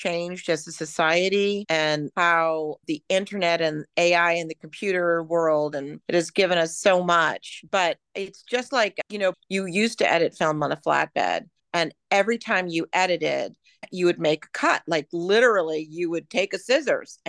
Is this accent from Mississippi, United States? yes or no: no; New York City, New York, United States; When I was a kid, I grew up in New York City